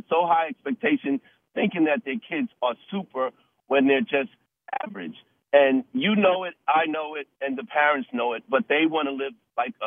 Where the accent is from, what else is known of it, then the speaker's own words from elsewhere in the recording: Mount Vernon, New York, United States; I'm from Mount Vernon, New York